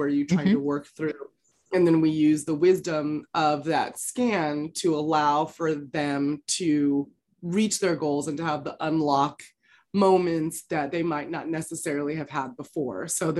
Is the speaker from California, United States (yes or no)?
yes; California, United States; also born or lived in Los Angeles, United States; I grew up in the San Francisco Bay Area.